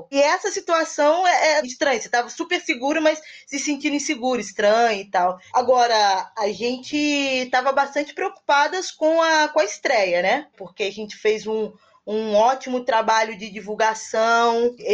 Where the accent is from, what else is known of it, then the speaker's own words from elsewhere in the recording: Niterói, Rio de Janeiro, Brazil; Também sou de Niterói